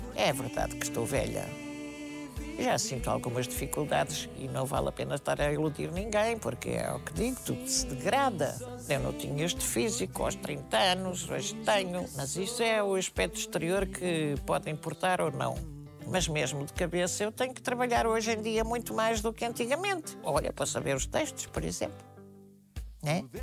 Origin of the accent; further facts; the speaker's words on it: Portugal; eu sou portuguesa